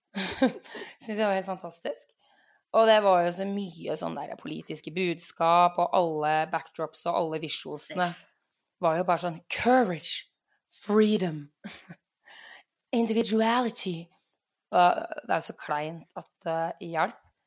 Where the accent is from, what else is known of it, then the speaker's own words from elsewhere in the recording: Norway; jeg er nordmann òg